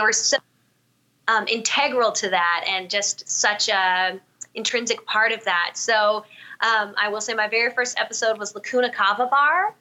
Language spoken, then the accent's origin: English; Southern California, United States; moved away as an adult; also born or lived in New York City; now in Arizona, United States; I'm originally from Southern California, and I grew up there